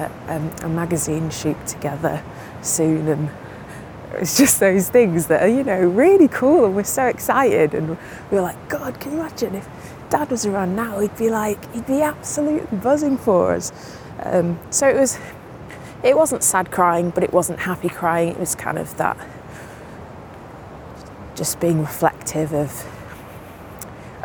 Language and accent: English; Manchester, North West England, United Kingdom; now in London, United Kingdom; I'm from Manchester and my mum's born and bred Mancunian, like, I've been brought up with very chatty parents